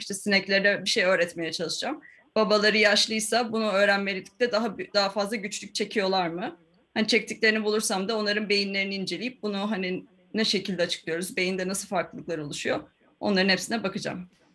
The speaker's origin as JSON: {"language": "Turkish", "region": "Ankara", "country": "Turkey", "tie": "born or raised there", "also_born_or_lived": "Florida, United States / Istanbul", "moved": "as an adult", "lives_now": "Oxford, United Kingdom", "said": "Beş yaşıma kadar oradaydım yani. Ondan sonra işte Ankara'ya geliyoruz. Annem babam ben. Ondan sonra Ankara'da ODTÜ, ilkokul, ortaokul, lise"}